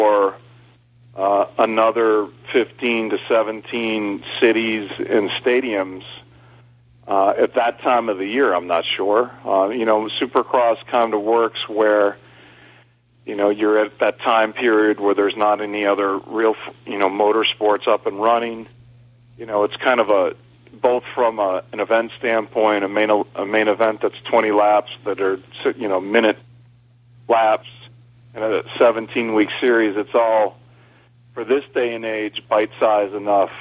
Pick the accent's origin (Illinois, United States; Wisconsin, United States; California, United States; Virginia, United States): Illinois, United States; Elgin; right outside of Chicago in Elgin. Same town that I live today